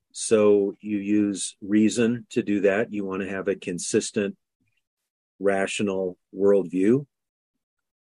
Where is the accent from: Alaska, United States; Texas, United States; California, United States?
Alaska, United States; Anchorage; I was born in Anchorage, Alaska in 1957, 2 years before it became a state.